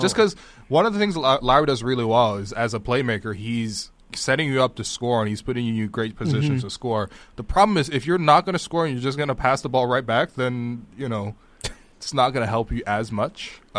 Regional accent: Toronto, Ontario, Canada; born or raised there

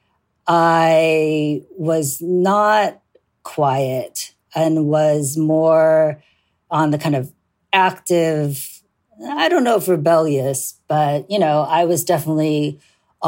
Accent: Seattle, Washington, United States; I grew up in Seattle, Washington

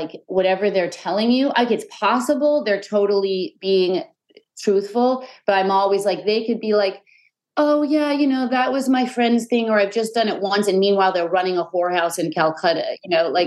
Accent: New York City, New York, United States; I loved growing up in the Chelsea

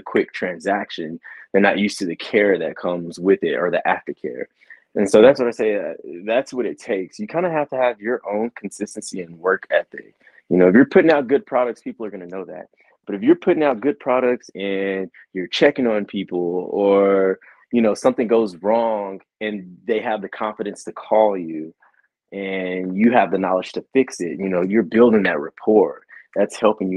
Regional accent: West Texas, United States; I'm from West Texas and I'm from the Bible Belt

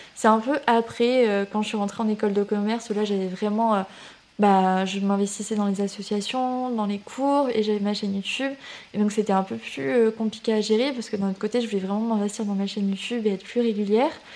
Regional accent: Toulouse region, Occitania, France; also born or lived in Canada; je suis originaire de la région de Toulouse. Euh, mais j'ai un peu vadrouillé euh, aussi. J'ai habité au Canada quand j'étais petite

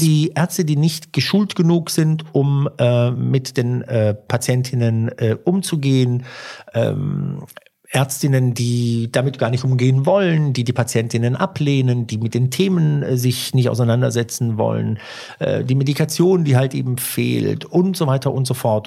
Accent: Germany; also born or lived in Italy (ancestry); ich bin Deutscher

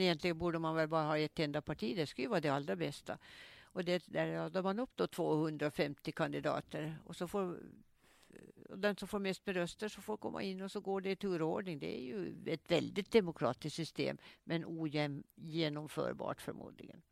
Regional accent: Åland Islands; also born or lived in Mariehamn; Statabyggnaden på Kastrineholms kungsgård där jag är född

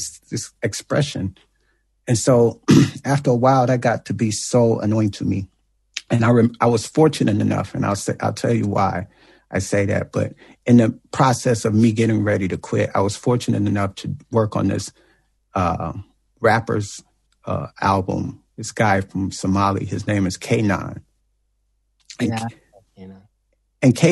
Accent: East St. Louis, Illinois, United States; I'm from East St. Louis

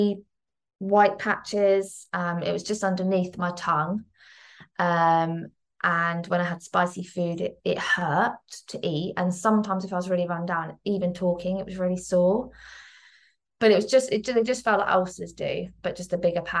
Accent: Midhurst, South East England, United Kingdom; moved away as an adult; now in Petersfield, United Kingdom; originally from Midhurst, West Sussex, which is a really tiny little town

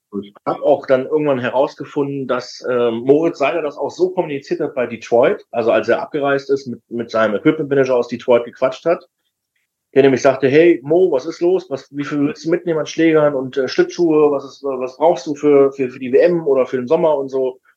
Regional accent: Düsseldorf, North Rhine-Westphalia, Germany; ich bin tatsächlich an der Bremenstraße eigentlich groß geworden

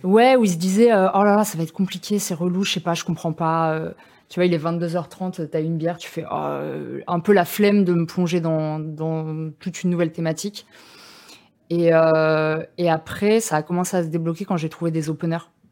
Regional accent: Bagnolet, Île-de-France, France; moi j'ai grandi à Bagnolet

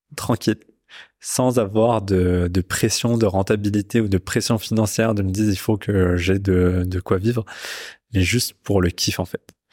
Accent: Pakistan; je viens du, je viens du Pakistan

